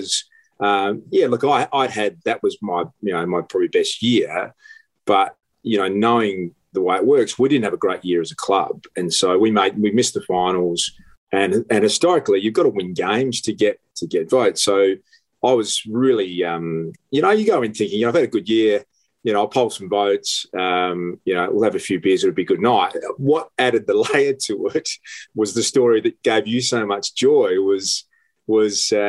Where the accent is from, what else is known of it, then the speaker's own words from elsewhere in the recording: South Australia, Australia; moved away; I was born in South Australia and grew up there.